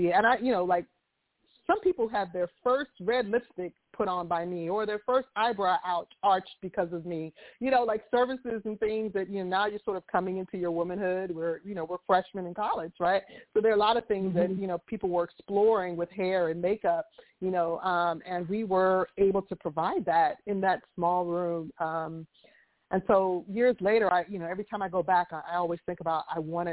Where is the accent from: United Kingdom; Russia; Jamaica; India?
Jamaica; moved away; also born or lived in Nashville, Tennessee / New York City; I am a Jamaican